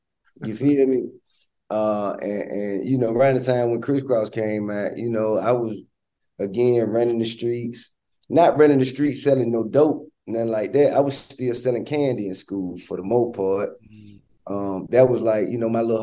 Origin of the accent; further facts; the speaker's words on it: Atlanta, Georgia, United States; I'm from Bankhead